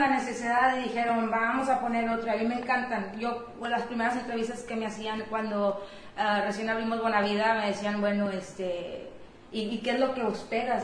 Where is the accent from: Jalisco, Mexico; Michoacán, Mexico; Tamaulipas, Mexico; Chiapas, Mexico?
Tamaulipas, Mexico; Matamoros; moved away as an adult; los azares del destino me llevaron a regresar a mi ciudad de origen